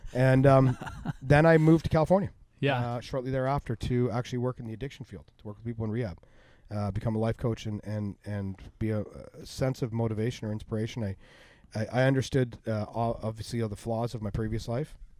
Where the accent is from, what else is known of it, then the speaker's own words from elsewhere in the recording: Unionville, Ontario, Canada; my hometown of Unionville